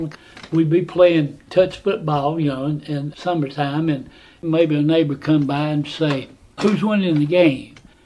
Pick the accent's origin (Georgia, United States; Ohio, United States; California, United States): Georgia, United States; Atlanta; I was born in 1938 on Powell Street, and I worked in the cotton mill.